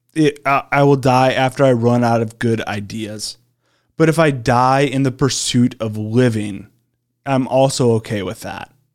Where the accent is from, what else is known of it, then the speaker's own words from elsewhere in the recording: Iowa, United States; growing up in Iowa, driving a tractor for twelve hours a day